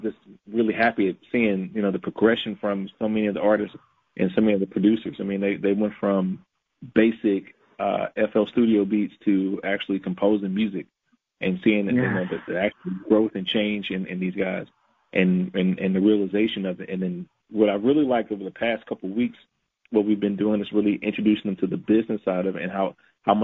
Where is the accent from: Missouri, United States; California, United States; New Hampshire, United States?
Missouri, United States; St. Louis; I grew up in St. Louis